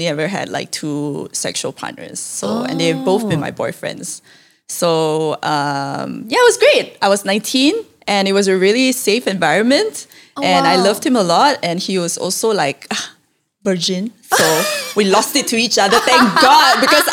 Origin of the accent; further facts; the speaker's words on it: Malaysia; as a Malaysian